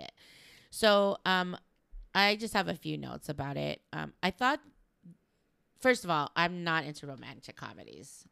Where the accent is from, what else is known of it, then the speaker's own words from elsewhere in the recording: Los Angeles, California, United States; I'm from L